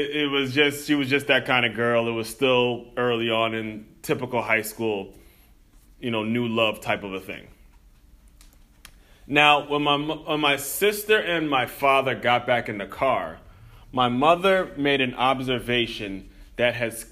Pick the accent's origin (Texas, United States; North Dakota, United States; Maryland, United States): Maryland, United States; Silver Spring; moved away as an adult; also born or lived in Florida; growing up in Silver Spring, Maryland, right on the outskirts